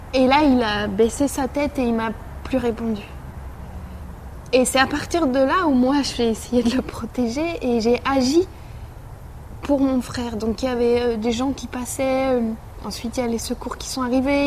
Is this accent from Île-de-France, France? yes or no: yes; Massy, Île-de-France, France; j'ai grandi à Massy, en banlieue parisienne.